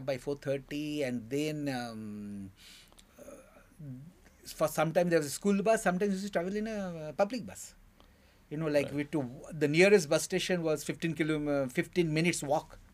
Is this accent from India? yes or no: yes; Durgapur, West Bengal, India; also born or lived in Calcutta; I was born in 56 in Calcutta. Then he shifted to Durgapur, which was just upcoming industrial town